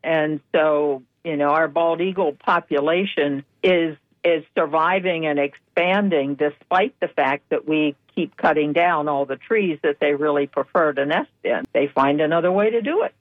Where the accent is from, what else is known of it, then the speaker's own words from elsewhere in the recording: Pennsylvania, United States; now in Florida, United States; I grew up in Pennsylvania